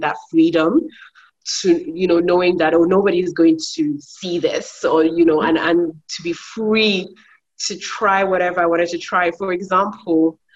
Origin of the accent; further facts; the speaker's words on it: Nigeria; also born or lived in United Kingdom; I'm from uh, Nigeria as well. Um, also, I'm also British